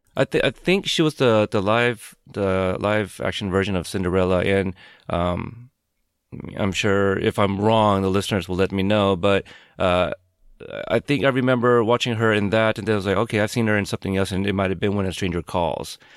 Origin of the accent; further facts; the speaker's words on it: West Coast, United States; I grew up like, um, like a West Coast kid.